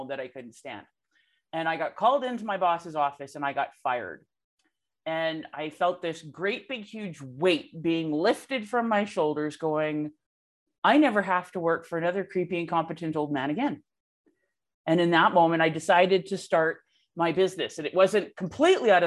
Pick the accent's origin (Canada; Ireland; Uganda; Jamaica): Canada; I'm Canadian